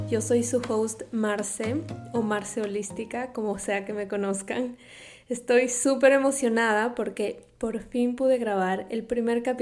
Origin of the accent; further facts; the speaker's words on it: Quito, Pichincha, Ecuador; moved away as an adult; now in Miami, United States; Soy ecuatoriana de Quito, a diferencia de lo que piensa todo el mundo, porque piensan que soy mexicana, pero no, soy ecuatoriana. Mi acento a veces eh, puede confundirlos. Pero bueno, soy ecuatoriana, crecí allá, me vine a Miami a estudiar